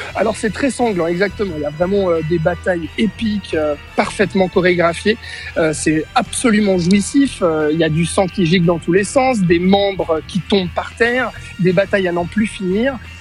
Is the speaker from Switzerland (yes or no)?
yes; Switzerland; chez nous en Suisse